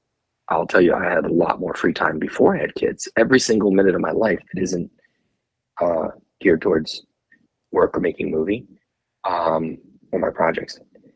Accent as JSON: {"language": "English", "region": "New Jersey", "country": "United States", "tie": "born or raised there", "also_born_or_lived": "Morristown, New Jersey / Manhattan, New York", "moved": "as an adult", "lives_now": "West Coast, United States", "said": "Growing up in New Jersey, I went to NYU film school."}